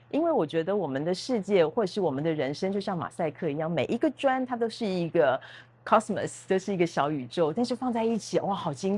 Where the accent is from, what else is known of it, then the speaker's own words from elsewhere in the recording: Taipei, Taiwan; moved away as an adult; also born or lived in Italy / Oxford; now in Tainan, Taiwan; 我是台北人，